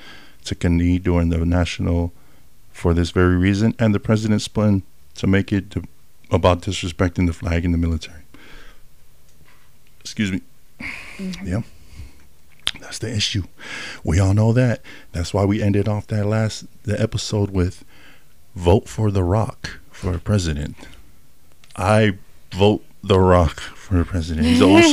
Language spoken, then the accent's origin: English; California, United States; moved away; I was raised in Cali at the younger age too.